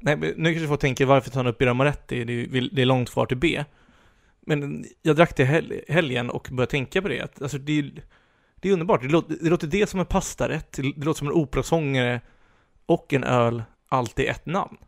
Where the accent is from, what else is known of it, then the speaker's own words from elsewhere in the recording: Sweden; som svenskar är vi ju väldigt konflikträdda